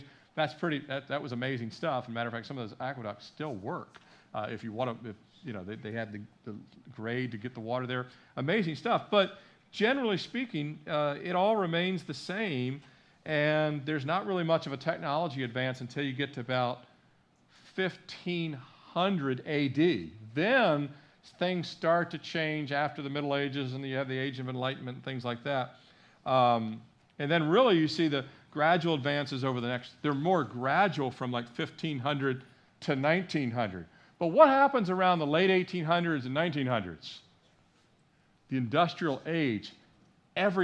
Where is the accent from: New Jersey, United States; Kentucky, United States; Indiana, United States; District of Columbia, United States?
District of Columbia, United States; Washington; I grew up in the Washington, D.C. Beltway area.